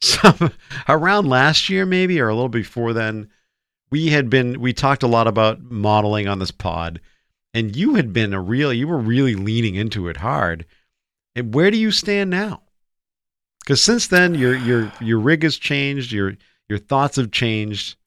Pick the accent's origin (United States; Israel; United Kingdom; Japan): United States; here in America